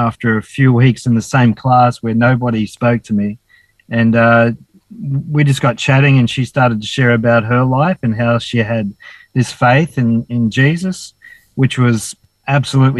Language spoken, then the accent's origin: English; Dapto, New South Wales, Australia; also born or lived in Wollongong; now in Cooktown, Australia; I was born in Wollongong Hospital and grew up in a little town called Dapto near Wollongong